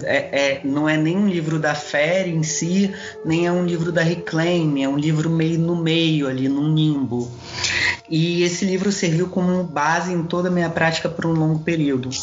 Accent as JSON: {"language": "Portuguese", "town": "Duque de Caxias", "region": "Rio de Janeiro", "country": "Brazil", "tie": "born or raised there", "said": "centro da minha cidade natal, que é aqui do lado do Rio de Janeiro, que é Duque de Caxias"}